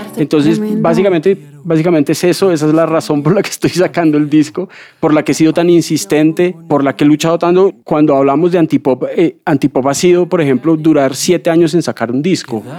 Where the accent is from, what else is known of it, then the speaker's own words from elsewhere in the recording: Bogotá, Colombia; yo nací aquí en Bogotá